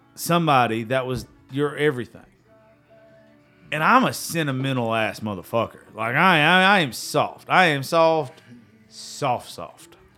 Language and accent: English; the South, United States; we're all from the South